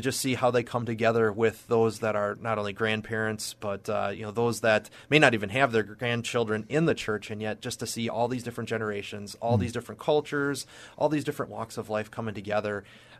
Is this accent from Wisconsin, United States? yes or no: yes; Watertown, Wisconsin, United States; So I grew up in Watertown, Wisconsin, and you can probably hear that in my accent. I always get that down here. But it's a little warmer down here than up there.